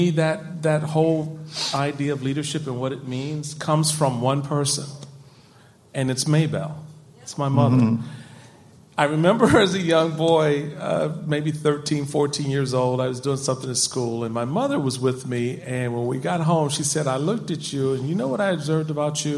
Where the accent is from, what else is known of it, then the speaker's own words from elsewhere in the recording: Washington, District of Columbia, United States; grew up in Washington, D.C., and as you can probably imagine, being a black Roman Catholic conservative Republican from Washington, D.C. doesn't get you far